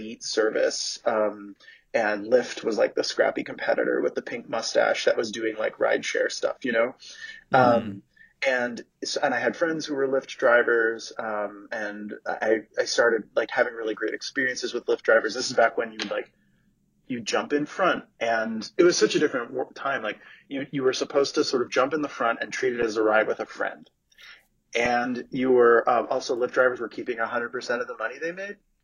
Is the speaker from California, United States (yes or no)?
no; New York City, New York, United States; moved away as an adult; also born or lived in San Francisco Bay Area; now in San Francisco, United States; So I'm from New York City originally, and then I moved out here for work almost 10 years ago.